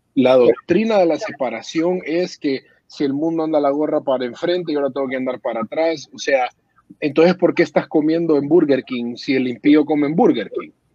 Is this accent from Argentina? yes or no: no; Honduras; moved away; yo me fui hace años de Honduras